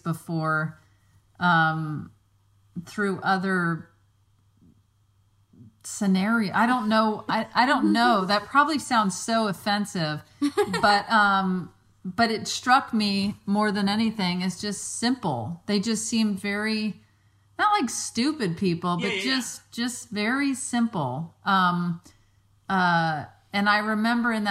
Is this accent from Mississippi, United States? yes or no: yes; Mississippi Gulf Coast, United States; moved away; when we go to Mississippi to my hometown